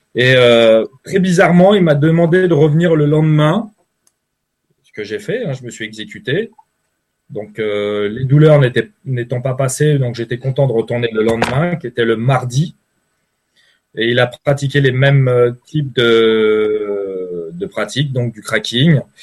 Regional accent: Paris, Île-de-France, France; moved away as an adult; now in Switzerland; je suis originaire de Paris

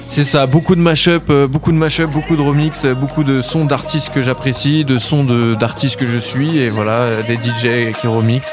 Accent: Cergy, Île-de-France, France; je viens de sergy donc dans le 95, dans le Val d'Oise

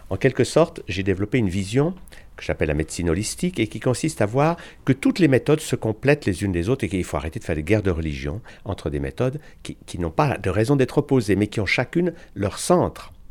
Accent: Switzerland; au départ, je suis suisse

